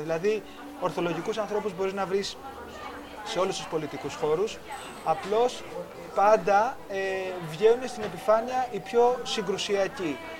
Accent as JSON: {"language": "Greek", "country": "Greece", "said": "ως Έλληνες"}